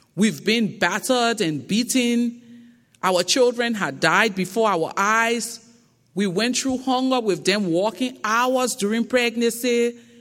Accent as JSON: {"language": "English", "country": "Liberia", "accent": "thick Liberian", "moved": "yes", "lives_now": "Accra, Ghana", "said": "my thick Liberian accent"}